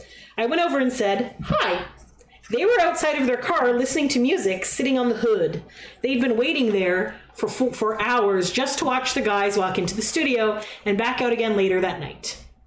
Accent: San Diego, California, United States; I told them I was Jacob's nurse and that … I was from San Diego.

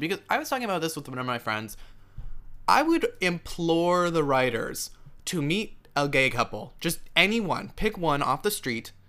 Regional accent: United States; me being an American

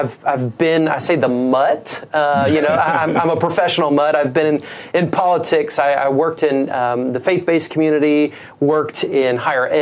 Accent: Southeast Michigan, United States; now in Mobile, United States; I'm a kid who was born and raised in Southeast Michigan

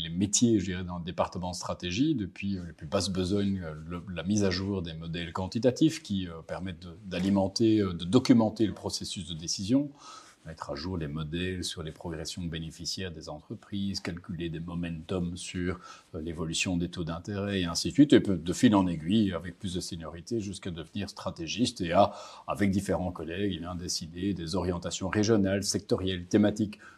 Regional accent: Brussels, Brussels-Capital Region, Belgium; also born or lived in Netherlands; Je viens de Bruxelles

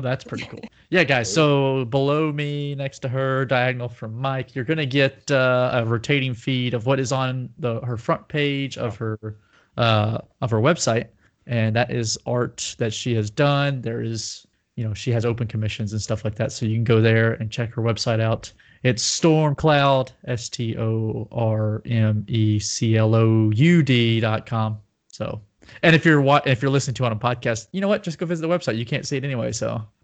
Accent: Nashville, Tennessee, United States; accent: Southern; I was from Nashville

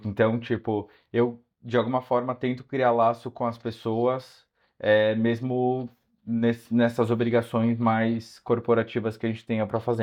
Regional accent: São Paulo, Brazil; moved away as an adult; also born or lived in Porto, Portugal; now in Madrid, Spain; Eu sou de São Paulo

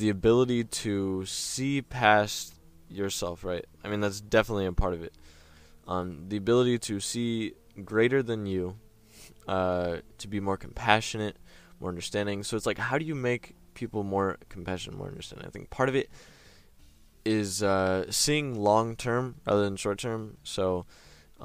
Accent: United States; We're American

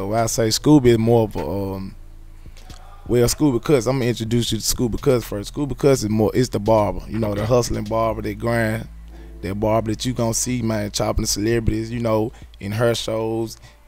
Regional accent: Memphis, Tennessee, United States; I'm from Memphis

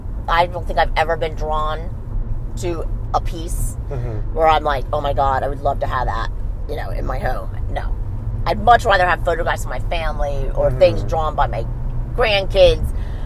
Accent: Miami, Florida, United States; I was born in Miami.

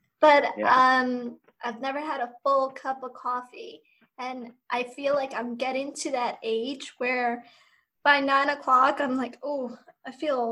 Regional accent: New York City, New York, United States; growing up in New York, I grew up in Ozone Park, Queens, and the sidewalks are paved

